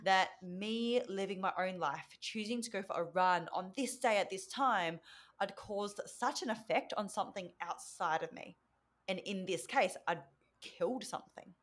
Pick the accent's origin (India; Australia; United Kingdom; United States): Australia; first language Vietnamese; English is a second language; I'm from Australia, but my parents are from Vietnam